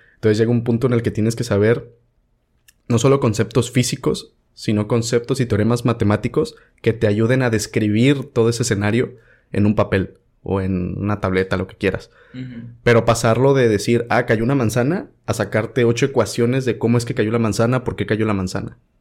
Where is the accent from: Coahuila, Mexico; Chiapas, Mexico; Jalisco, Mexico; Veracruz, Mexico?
Veracruz, Mexico; soy de Veracruz